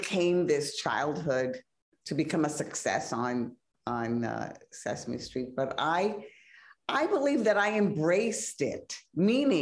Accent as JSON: {"language": "English", "town": "New York City", "region": "New York", "country": "United States", "tie": "born or raised there", "said": "I was raised in the Bronx in the 50s"}